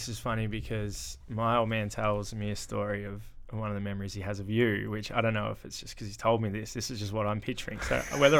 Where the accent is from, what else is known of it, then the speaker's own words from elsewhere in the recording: Horsham, Victoria, Australia; also born or lived in Ballarat; So growing up in Horsham, went to school, St. Michael's. Cruisy primary school, but I did live in Ballarat for up until year three, I think it was. And then I went to Horsham, so grade three or four, I can't quite remember which one it was.